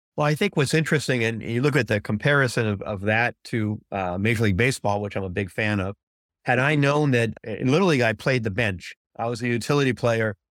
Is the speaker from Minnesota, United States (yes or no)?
no; California, United States; growing up in California